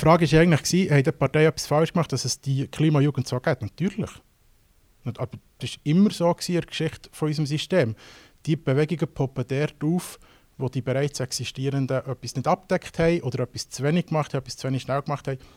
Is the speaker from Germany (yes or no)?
no; Switzerland; bei uns in der Schweiz